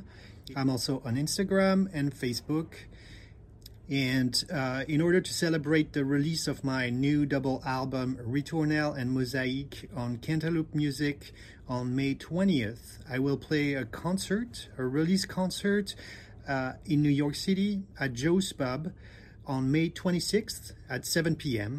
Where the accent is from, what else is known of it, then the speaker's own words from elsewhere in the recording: Bordeaux, Nouvelle-Aquitaine, France; now in New Jersey, United States; I come from Bordeaux in France, and I'm currently based in New Jersey in the United States of America